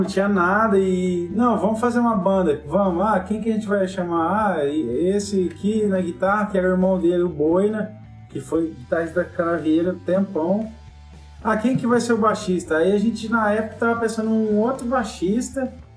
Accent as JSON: {"language": "Portuguese", "town": "São Joaquim da Barra", "region": "São Paulo", "country": "Brazil", "moved": "as an adult", "lives_now": "Ribeirão Preto, Brazil", "said": "eu e o Gui somos de São Joaquim da Barra"}